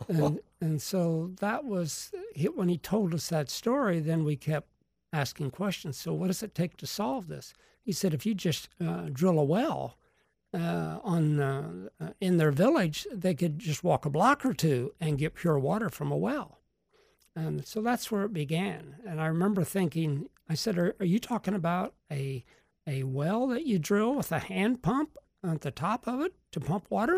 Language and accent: English; Sarasota, Florida, United States; I'm from Sarasota